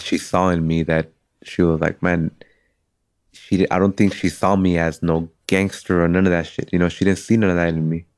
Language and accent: English; Cudahy, California, United States; I'm from Cudahy.